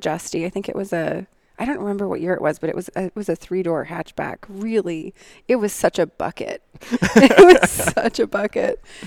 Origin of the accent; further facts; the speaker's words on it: Montana, United States; moved away; also born or lived in Wyoming / Seattle, Washington; Growing up in Montana, I alluded to the trailer park